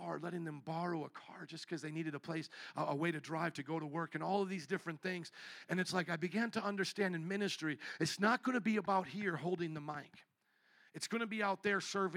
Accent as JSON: {"language": "English", "region": "Midwest", "country": "United States", "moved": "yes", "said": "I was from the Midwest, and I never really, like you guys, grew up around a beach"}